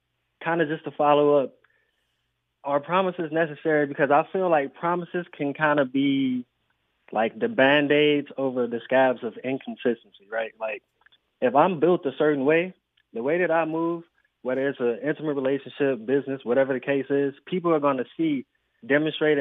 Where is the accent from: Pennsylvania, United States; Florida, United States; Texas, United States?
Texas, United States; Houston; I'm from Houston, bro. I'm out of Texas.